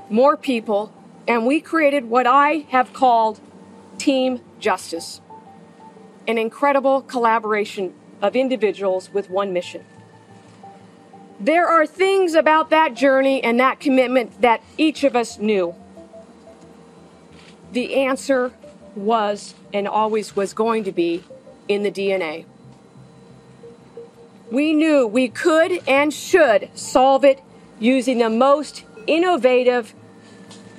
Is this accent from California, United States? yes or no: yes; Sacramento, California, United States; I grew up in the East Area of Sacramento